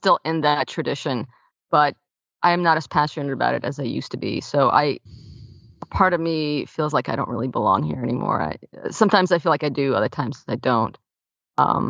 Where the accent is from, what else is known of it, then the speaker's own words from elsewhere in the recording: New York City, New York, United States; also born or lived in Soviet Union; I came from the Soviet Union. I grew up in Brooklyn, New York